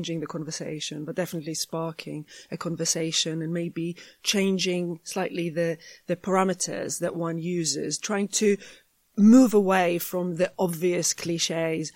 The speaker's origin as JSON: {"language": "English", "town": "Jerusalem", "region": "Jerusalem District", "country": "Israel", "tie": "born or raised there", "moved": "yes", "said": "I grew up in Jerusalem."}